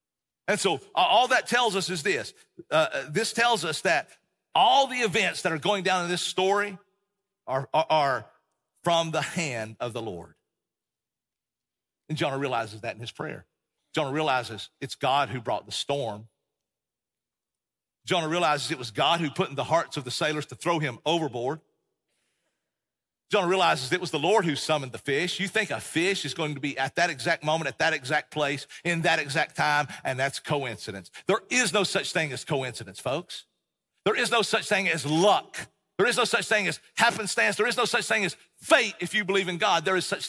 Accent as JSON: {"language": "English", "region": "Tennessee", "country": "United States", "tie": "born or raised there", "also_born_or_lived": "Texas", "said": "and we grew up in East Tennessee, Appalachian Mountains."}